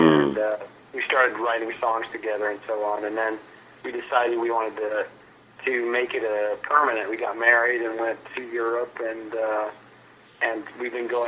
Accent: Albuquerque, New Mexico, United States; moved away as an adult; also born or lived in Battle Creek, Michigan / Los Angeles, California; And then we moved to New Mexico. I grew up in Albuquerque, New Mexico.

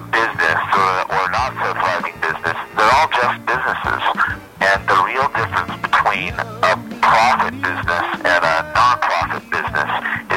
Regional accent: Ogden, Utah, United States; moved away as an adult; also born or lived in Maine / Washington, D.C.; now in New York City, United States; I'm actually from Ogden, Utah.

